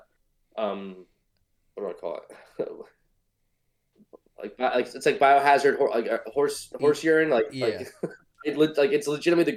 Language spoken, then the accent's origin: English; New Jersey, United States; growing up in New Jersey, born and bred.